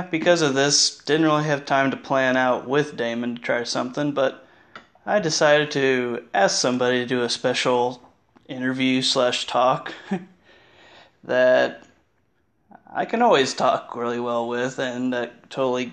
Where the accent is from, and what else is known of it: Indiana, United States; born or raised there